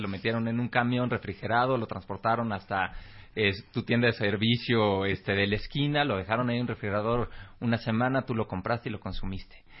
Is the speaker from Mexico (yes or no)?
yes; Mexico